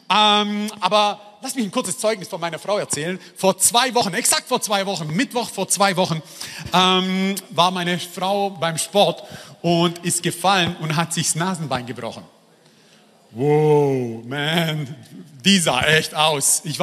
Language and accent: German; Esslingen, Baden-Württemberg, Germany; ich bin aus Esslingen, aus dem Schwabenland.